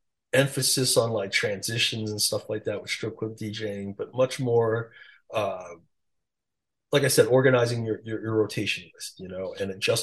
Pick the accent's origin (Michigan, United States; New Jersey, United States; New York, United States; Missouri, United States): New York, United States; New York City; accent: New York; English is a second language; moved away as an adult; also born or lived in North Carolina / Las Vegas; I just grew up in Queens, just, you know, had this super strong accent